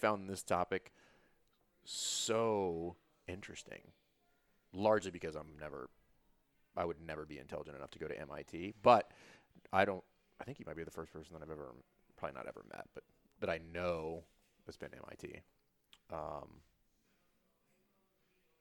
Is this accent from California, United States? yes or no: no; Baton Rouge, Louisiana, United States; moved away; I grew up in South Louisiana